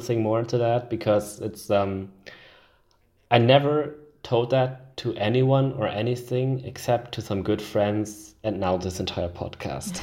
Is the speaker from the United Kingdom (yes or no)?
no; Switzerland; in my home country, Switzerland.